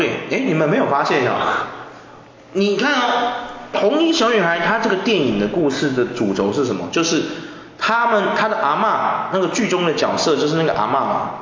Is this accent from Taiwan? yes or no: yes; Taiwan; 我小时候是住在那个， 一开始是住在那个北平路那里